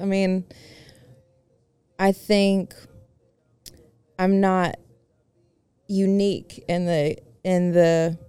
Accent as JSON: {"language": "English", "town": "Tuscaloosa", "region": "Alabama", "country": "United States", "tie": "born or raised there", "said": "I grew up in Tuscaloosa. Our home was destroyed."}